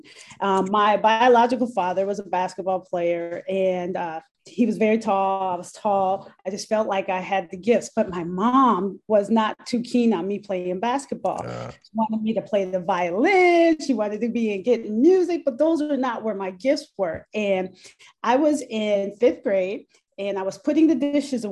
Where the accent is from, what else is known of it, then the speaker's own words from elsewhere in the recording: Minneapolis, Minnesota, United States; also born or lived in Brooklyn Park, Minnesota / Champaign, Illinois; I grew up in Minneapolis, Minnesota